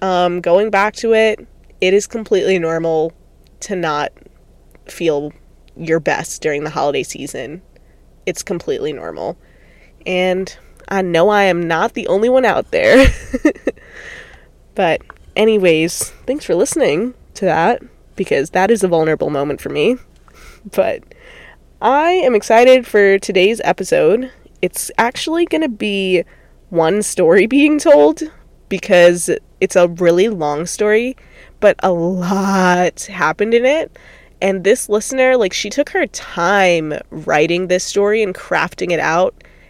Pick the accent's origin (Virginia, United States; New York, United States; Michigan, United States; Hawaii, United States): New York, United States; now in California, United States; So then I flew back to California, I'm originally from New York, with the hopes of killing my ex